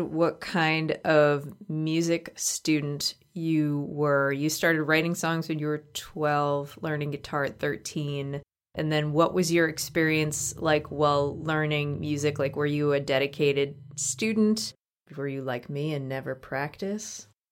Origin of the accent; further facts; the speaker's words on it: Massachusetts, United States; I'm from Massachusetts